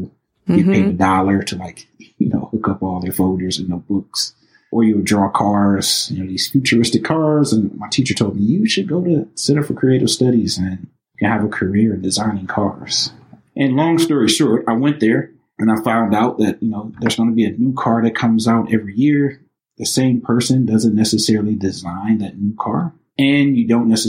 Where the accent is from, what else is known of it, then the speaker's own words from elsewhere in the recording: Highland Park, Michigan, United States; also born or lived in Detroit, Michigan; now in Madison, United States; born and raised in Highland Park, also, raised in the city of Detroit as well